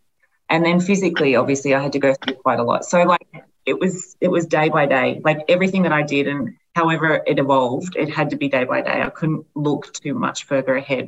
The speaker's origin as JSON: {"language": "English", "town": "Albury", "region": "New South Wales", "country": "Australia", "said": "you know, I'm from Albury, so it's not as if I'm not getting a lot of external pressure there."}